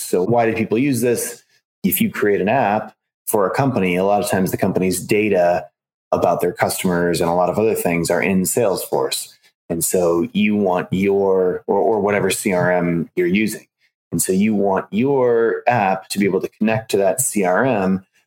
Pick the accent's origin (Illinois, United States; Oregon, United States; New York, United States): Illinois, United States; Chicago; I grew up in Chicago